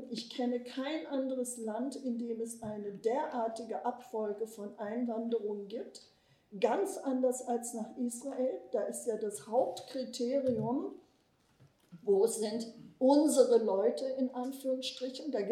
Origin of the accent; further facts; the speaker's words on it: Bremen, Germany; ich bin in Bremen groß geworden, protestantisch.